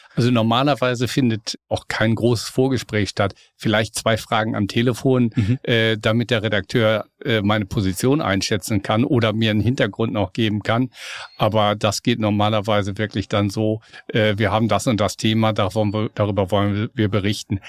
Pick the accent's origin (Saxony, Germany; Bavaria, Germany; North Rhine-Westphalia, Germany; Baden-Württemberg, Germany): North Rhine-Westphalia, Germany; Lippe; now in Hamburg, Germany; Ich bin ja ein Beuter Hamburger. Ich komme aus Westfalen, aus Ostwestfalen, okay. aus Lippe, um ganz genau zu sein